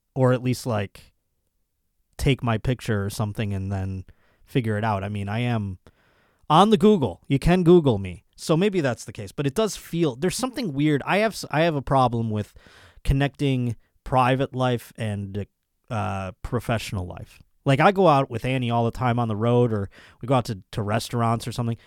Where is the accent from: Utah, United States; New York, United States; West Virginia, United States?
New York, United States; Buffalo; my hometown at my home club, Buffalo Helium Comedy Club